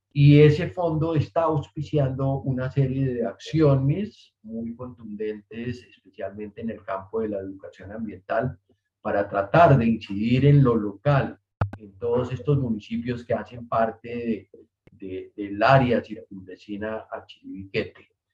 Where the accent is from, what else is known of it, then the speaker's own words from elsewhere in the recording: Colombia; como colombianos